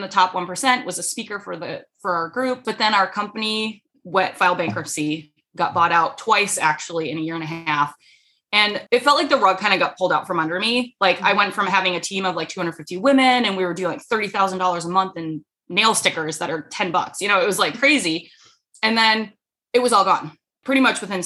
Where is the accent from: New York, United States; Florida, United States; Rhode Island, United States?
Rhode Island, United States; moved away as an adult; I moved halfway across the country because I'm originally from Rhode Island